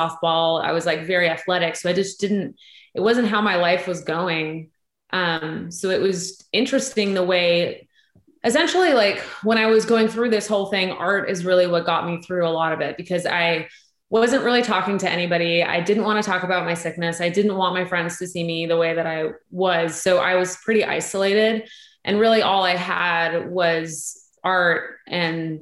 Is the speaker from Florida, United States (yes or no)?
no; Los Angeles, California, United States; moved away as an adult; now in Nashville, United States; I am from LA originally